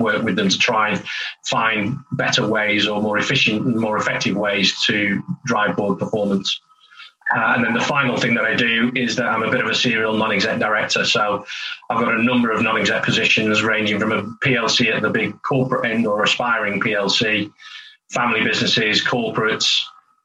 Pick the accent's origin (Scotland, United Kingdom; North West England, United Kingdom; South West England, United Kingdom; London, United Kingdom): North West England, United Kingdom; St Helens; moved away as an adult; now in North East England, United Kingdom; I'm from St Helens originally, so I'm a Lancashire lad. When I was born, it was Lancashire.